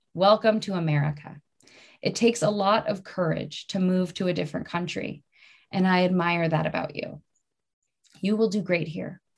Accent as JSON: {"language": "English", "region": "Maryland", "country": "United States", "moved": "yes", "said": "I'm from Maryland"}